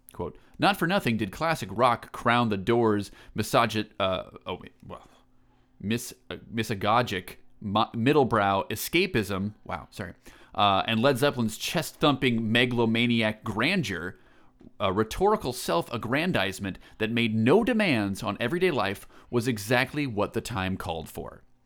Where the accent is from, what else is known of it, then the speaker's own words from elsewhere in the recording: Eastern Iowa, United States; I'm from Eastern Iowa